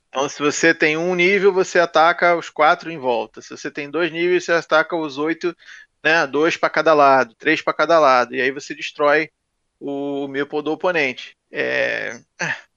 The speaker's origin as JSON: {"language": "Portuguese", "region": "Rio de Janeiro", "country": "Brazil", "tie": "born or raised there", "lives_now": "Niterói, Brazil", "said": "eu nasci no Rio"}